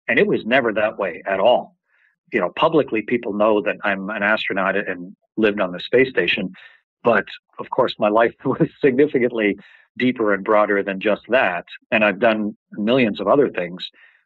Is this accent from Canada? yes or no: yes; Canada; I'm a Canadian. We don't even have a space agency up in my country.